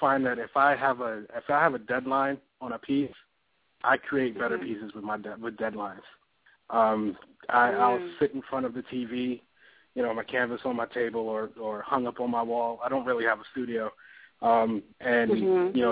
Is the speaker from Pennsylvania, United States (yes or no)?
no; New York City, New York, United States; moved away as an adult; also born or lived in Barbados (family); now in Philadelphia, United States; born and raised in Brooklyn. That's where I'm at. That's my heart. My family's from Barbados.